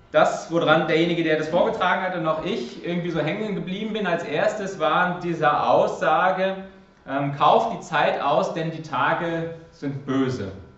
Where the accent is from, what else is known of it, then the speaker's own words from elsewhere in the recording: Germany; moved away; als Deutscher in mir